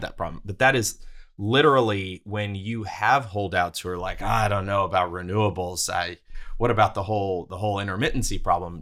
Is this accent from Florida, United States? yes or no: no; Houston, Texas, United States; moved away as an adult; also born or lived in Brooklyn, New York; my hometown of Houston